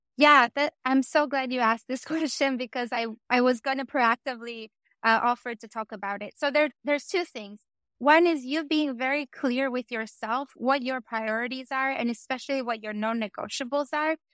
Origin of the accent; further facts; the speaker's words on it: Albania; I come from Albania